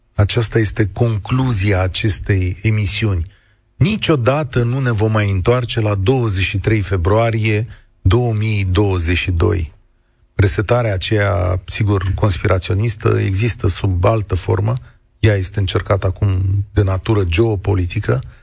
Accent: Romania; Noi, ca români

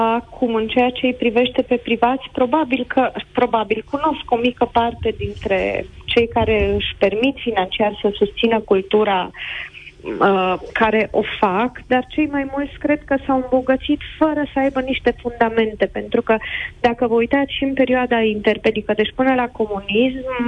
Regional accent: Galați, Galați County, Romania; now in Târgu Mureș, Romania; m-am născut la Galați

